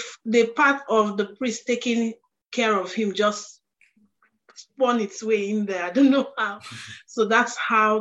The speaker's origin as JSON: {"language": "English", "country": "Nigeria", "said": "where I'm from, because I'm Nigerian"}